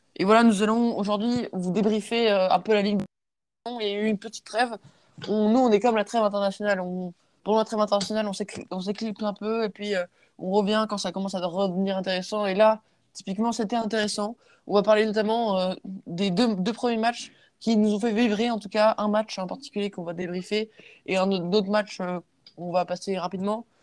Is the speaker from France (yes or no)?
yes; France; je suis français